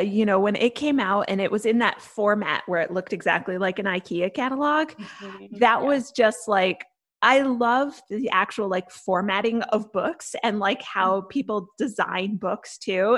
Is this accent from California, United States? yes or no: no; Connecticut, United States; I'm from Connecticut